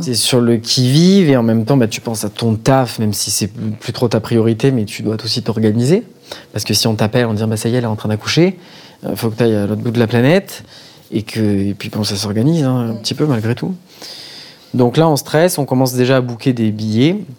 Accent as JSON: {"language": "French", "country": "France", "said": "pour nous en tant que Français"}